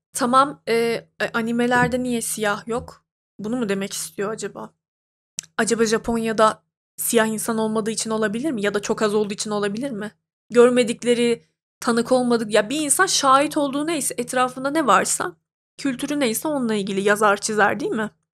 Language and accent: Turkish; Turkey; Ben mesela bir Türk'üm